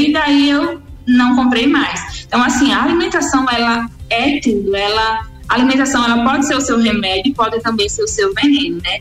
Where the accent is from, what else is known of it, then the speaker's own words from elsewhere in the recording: Sergipe, Brazil; moved away as an adult; also born or lived in Aracaju; eu sou de Sergipe, do estado de Sergipe